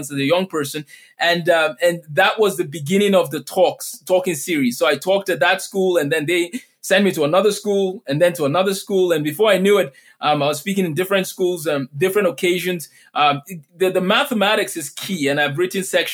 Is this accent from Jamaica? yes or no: no; Lagos, Nigeria; moved away; I grew up in Lagos, Nigeria. That's where I did my elementary school and my secondary school.